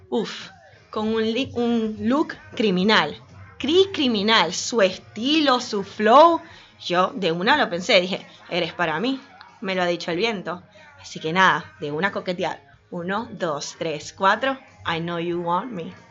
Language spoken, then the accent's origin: Spanish; Venezuela; yo vengo de Venezuela y me sé muchas otras canciones, escuchamos otra cosa distinta, pero en Argentina es otra cosa.